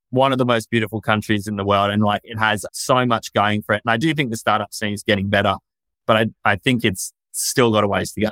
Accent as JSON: {"language": "English", "country": "Australia", "tie": "born or raised there", "also_born_or_lived": "London", "moved": "as an adult", "said": "I was born and raised in Australia."}